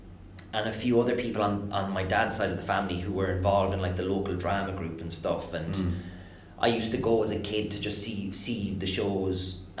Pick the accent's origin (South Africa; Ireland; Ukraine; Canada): Ireland; just outside Thurles in Tipperary; also born or lived in England; I grew up in England, actually, but moved over to Ireland. All my family is Irish. Mum and dad are Irish and stuff. When I was maybe 8 or 9 or something.